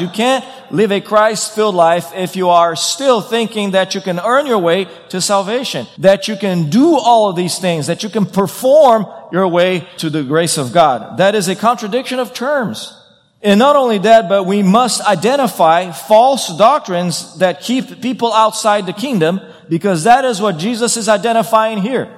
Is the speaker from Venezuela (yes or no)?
no; Brazil; moved away; I come from Brazil.